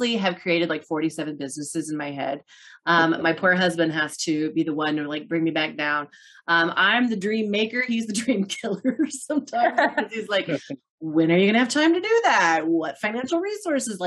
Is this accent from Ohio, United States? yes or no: no; Norton, Kansas, United States; moved away; my hometown of Norton, Kansas